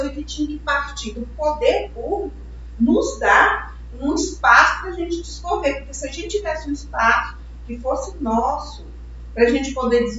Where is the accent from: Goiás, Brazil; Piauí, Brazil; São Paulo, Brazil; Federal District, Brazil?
Goiás, Brazil; Goiânia; a gente, nós somos daqui de Goiânia